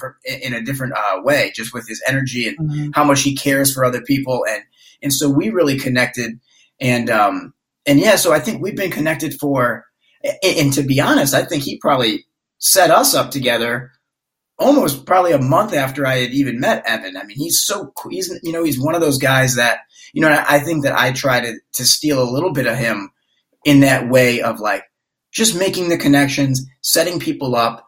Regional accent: Detroit, Michigan, United States; moved away as an adult; now in Los Angeles, United States; I'm originally from Detroit, and mm-hmm. so I've been in California for 10 years now, but my family all still lives in Detroit

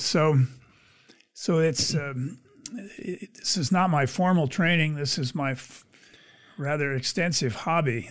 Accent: Pennsylvania, United States; moved away as an adult; also born or lived in Indiana / California / Nigeria; now in Michigan, United States; I grew up in Pennsylvania.

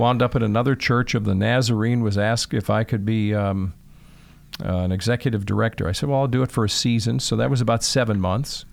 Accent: Chicago, Illinois, United States; moved away; also born or lived in Michigan; I grew up in Chicago, Northwest Side, so right in the city

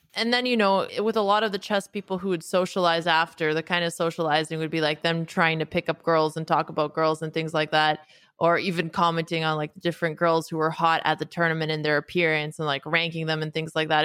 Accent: Canada; also born or lived in United States / Bay Area; now in New York, United States; I grew up in Canada to a family of Romanian immigrants

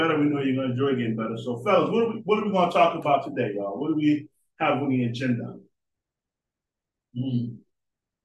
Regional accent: Boston, Massachusetts, United States; I come from Boston, Northeast

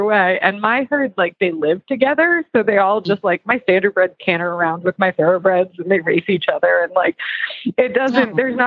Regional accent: New Jersey, United States; now in Carlisle, United States; I just got back from New Jersey over the weekend. And so it was, which is actually where I'm like from. So it was nice to be home.

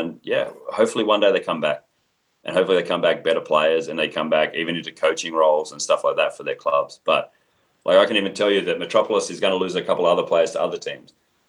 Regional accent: Australia; moved away as an adult; now in United States; I'm Australian, but I consider myself an American coach.

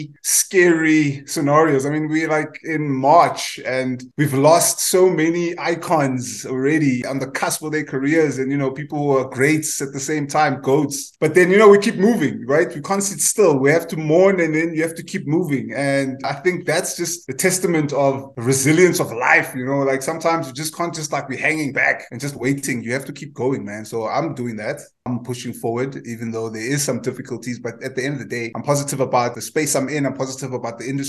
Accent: Cape Town, Western Cape, South Africa; I grew up in Guguletu back, obviously, in the late 80s to the 90s

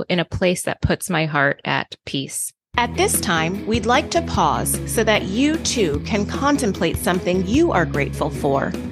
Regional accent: U.S. Virgin Islands; I hate to be cold because I grew up in the Virgin uh-huh. Islands

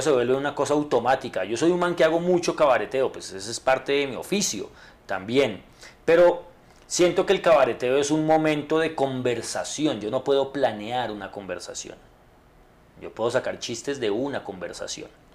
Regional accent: Bogotá, Colombia; yo soy bogotano

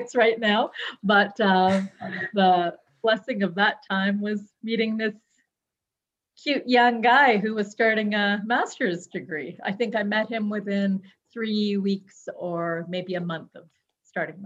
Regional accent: Toronto, Ontario, Canada; I was born and raised in Toronto.

